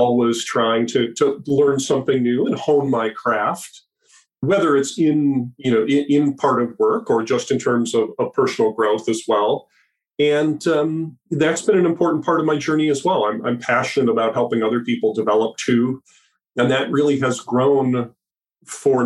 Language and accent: English; Minneapolis, Minnesota, United States; So I grew up in the Midwest U.S. in Minneapolis, St. Paul, the land of ice and snow during the winter